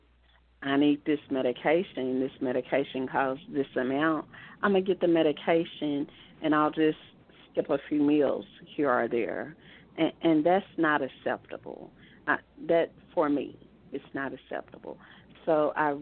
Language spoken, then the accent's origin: English; Osceola, Arkansas, United States; moved away as an adult; I was born and raised in Osceola, Arkansas, and lived all my childhood in Arkansas, and after college moved away. But right now I am living in Arkansas.